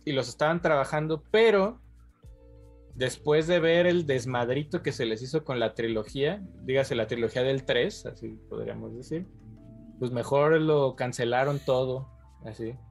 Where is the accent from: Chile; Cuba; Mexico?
Mexico; yo como mexicano